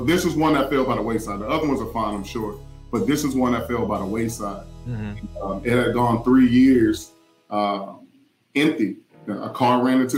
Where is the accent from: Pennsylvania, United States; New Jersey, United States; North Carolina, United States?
North Carolina, United States; Winston-Salem; we're both from Winston, and I know Winston like the back of my hand. That's, you know, I know Winston inside and out. And I've been there, you know, since I was, you know, I think 7 years old.